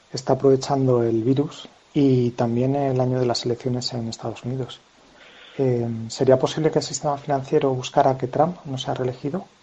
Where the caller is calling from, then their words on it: Alcobendas, Community of Madrid, Spain; Buenos días … de Alcobendas.